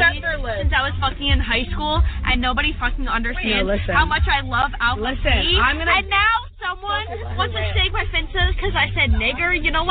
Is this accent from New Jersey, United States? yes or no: yes; New Jersey, United States; moved away; also born or lived in the South; I'm from New Jersey.